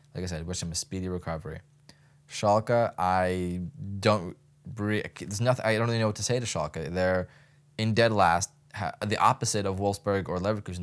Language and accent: English; United States; just as an American